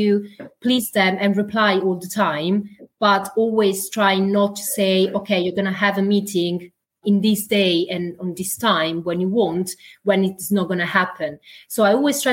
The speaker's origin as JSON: {"language": "English", "country": "Italy", "second_language": "English", "moved": "as an adult", "lives_now": "United Kingdom", "said": "I'm Italian, so English is my second language"}